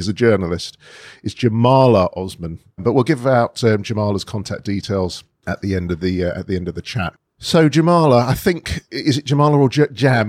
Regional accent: London, United Kingdom; I'm a northwest London boy myself

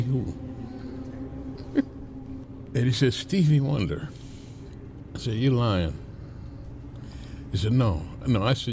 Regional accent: Inkster, Michigan, United States; We grew up in Inkster, and it was a really small town.

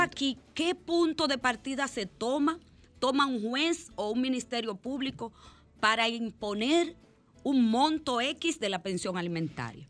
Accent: La Romana, Dominican Republic; de mi pueblo

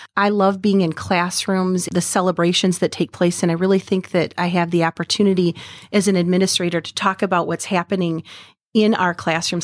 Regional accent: Vassar, Michigan, United States; I grew up in Vassar, which is just a little skip away from where we are right now

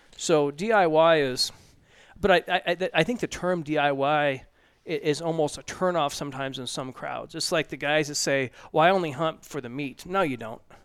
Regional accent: Oregon, United States; I grew up in Oregon

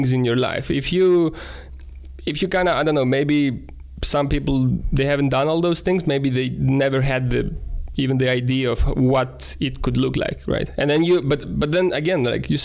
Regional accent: Greece; moved away as an adult; now in Estonia; growing up in Greece

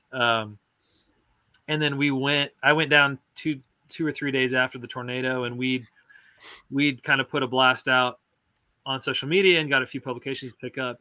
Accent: Joplin, Missouri, United States; moved away as an adult; now in Nashville, United States; my hometown was, uh, Joplin

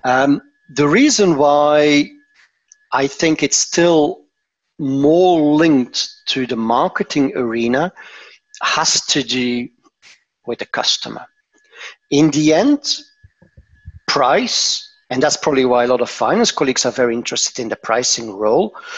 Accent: Antwerp, Flanders, Belgium; moved away as an adult; now in Tervuren, Belgium; I'm originally from Antwerp, but I moved work-wise uh, to to uh, uh, this area.

